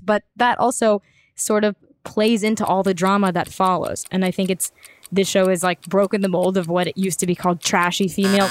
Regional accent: United States; as an American

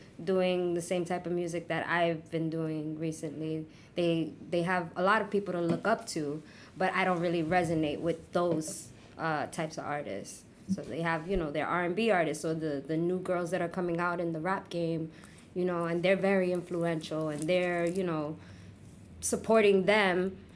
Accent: New York City, New York, United States; I was born and raised in Brooklyn.

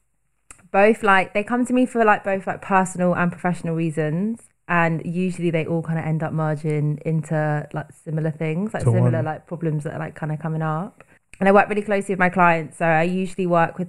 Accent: Bristol, South West England, United Kingdom; moved away as an adult; now in London, United Kingdom; I'm originally from Bristol and I've been living in London for over 6 years, currently living in Hackney

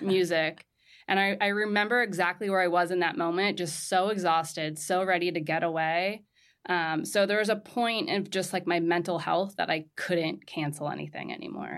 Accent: Southern California, United States; moved away as an adult; also born or lived in Marrakesh, Morocco; now in New York, United States; I'm from Southern California. So right in between Santa Barbara and L A, ten minutes inland from Malibu.

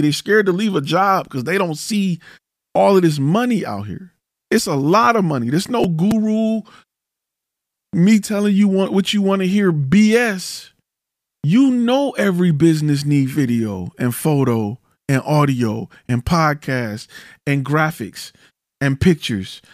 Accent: Detroit, Michigan, United States; I'm from Detroit

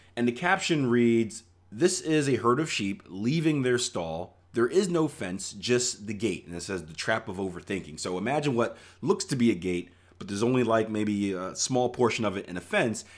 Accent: Philadelphia, Pennsylvania, United States; I grew up in Philadelphia, P

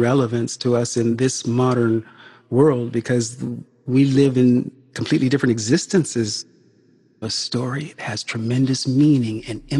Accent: California, United States; I was raised in California.

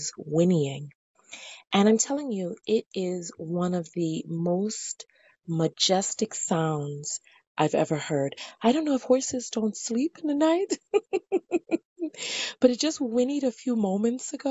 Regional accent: New York City, New York, United States; I'm from New York City

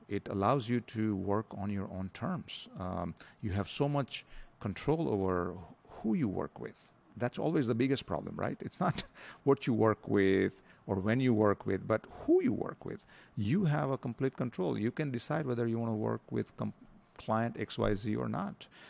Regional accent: India; moved away as an adult; also born or lived in Denver, Colorado, United States; now in Philippines; I grew up in India, um, and then went to the U S, uh, spent fourteen years there

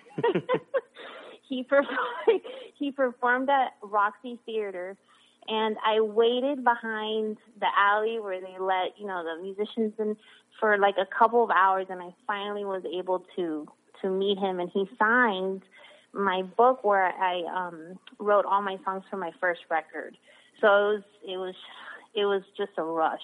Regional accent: Miami, Florida, United States; I was born and raised in Miami, Florida

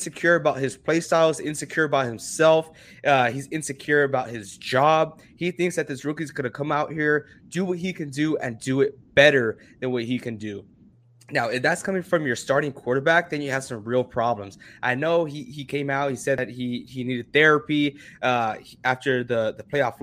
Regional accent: Texas, United States; We're here from Texas

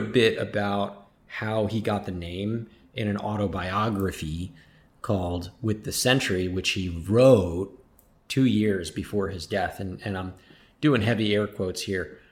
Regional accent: United States; I'm Puerto Rican and Palestinian, right? But I was, I was born and raised here in the States

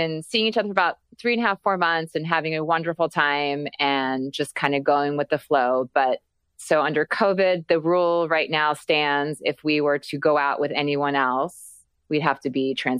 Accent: New Jersey, United States; moved away; I'm originally from New Jersey, been living out here for 20 plus some years

